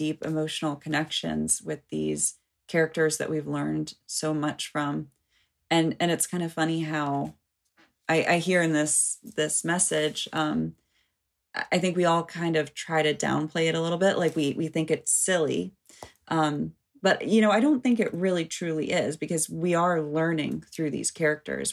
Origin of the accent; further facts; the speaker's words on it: United States; as an American